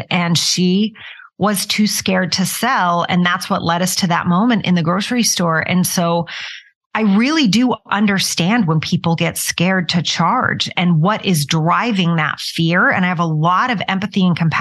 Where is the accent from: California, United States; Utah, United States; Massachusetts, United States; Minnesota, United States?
Utah, United States; moved away as an adult; also born or lived in New York City; I moved from Utah, where I was raised, to New York City, which was quite a big change